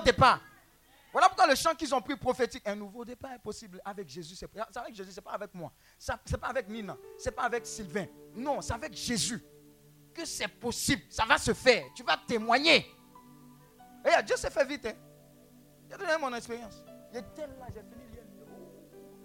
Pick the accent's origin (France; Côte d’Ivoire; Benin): Côte d’Ivoire; Abidjan; où j'ai grandi, à Marco, cité E S